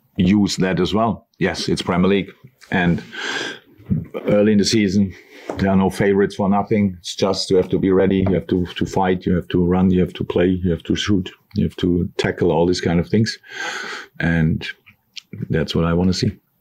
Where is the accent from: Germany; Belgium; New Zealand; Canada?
Germany; moved away as an adult; now in Liverpool, United Kingdom; I am from Germany